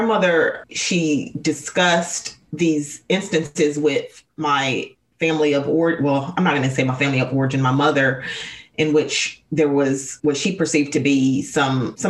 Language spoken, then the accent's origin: English; Arkansas, United States; now in North Carolina, United States; I'm originally from Arkansas. I now reside in North Carolina